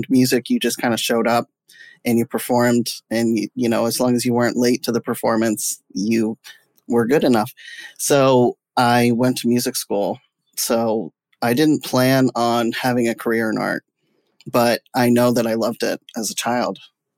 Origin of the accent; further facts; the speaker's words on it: Jamestown, United States; born there; Well, I was born in Jamestown.